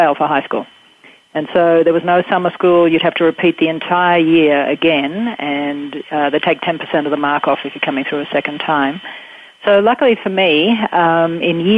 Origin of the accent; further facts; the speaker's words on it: Australia; Growing up in Australia, we have the British system